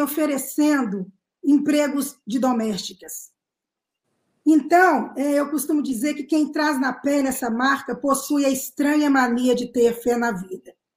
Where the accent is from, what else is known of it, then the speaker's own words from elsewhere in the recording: Sabará, Minas Gerais, Brazil; Eu nasci em 1961, um ano depois que Carolina publicou O Quarto de Despejo, na cidade de Sabará